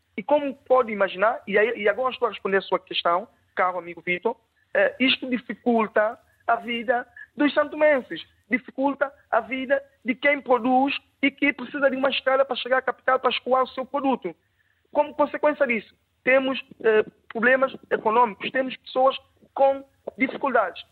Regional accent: São Tomé & Príncipe; como santomense, como alguém que reside em Santo Meio Príncipe

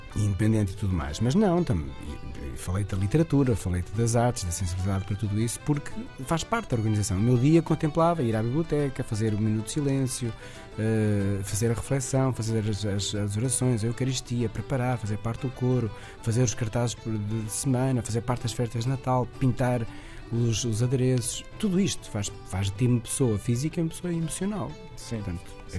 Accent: Portugal; nós, portugueses

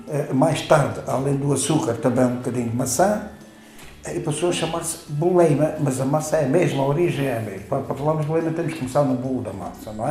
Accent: Castelo de Vide, Alentejo, Portugal; Quando eu era criança em Castelo Vivo

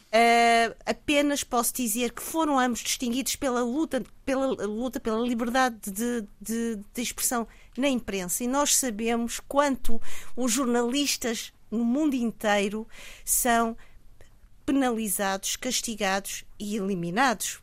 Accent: Mozambique; como moçambicana

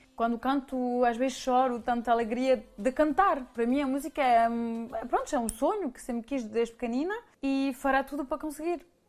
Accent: Paris, Île-de-France, France; also born or lived in Mirandela, Portugal; now in Switzerland; eu cresci em Paris

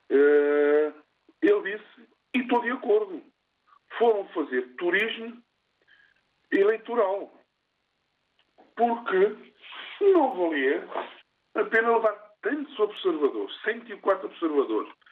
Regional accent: Cape Verde; eu sou cabo-verdiano

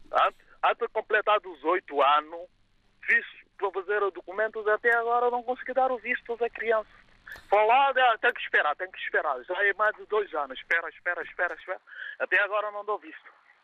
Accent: Guinea-Bissau; moved away as an adult; now in Portugal; Eu sou de Guiné-Bissau. Eu estou cá há quase 25 anos

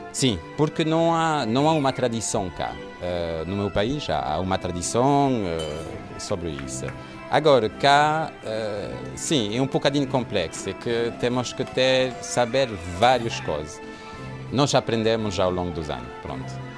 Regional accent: Marseille, Provence-Alpes-Côte d'Azur, France; Portuguese is a second language; moved away as an adult; now in Lagos, Portugal; sou francês. Nasceu em Marseille

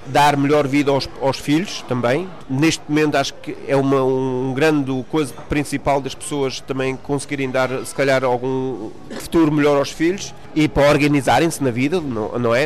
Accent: Düsseldorf, North Rhine-Westphalia, Germany; also born or lived in Dortmund area, Germany; Nasci em Mestre, perto de Dortmund, aqui em Nordrhein-Westfalen, Nordrhein-Westfalia, e, uh, e nasci lá. Vim com dois anos para Düsseldorf.

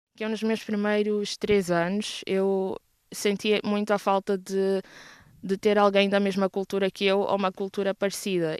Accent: Maputo, Mozambique; moved away as an adult; now in Porto, Portugal; sou natural de Maputo, Moçambique. Nasci e cresci lá e depois, aos 19 anos, vim estudar aqui para o Porto, em Portugal

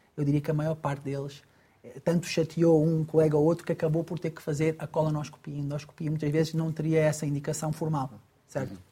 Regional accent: Angola; eu, que sou angolano, ou nasci em Angola

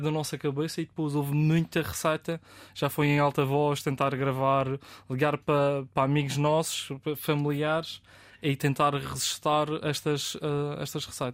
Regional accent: Madeira, Portugal

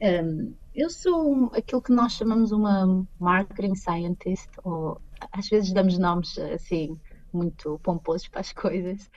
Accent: Pombal, Centro, Portugal; moved away as an adult; now in Chicago, United States; eu sou de Pombal

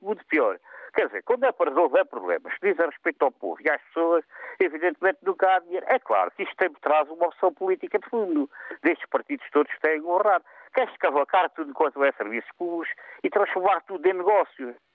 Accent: Portugal; nós, os portugueses

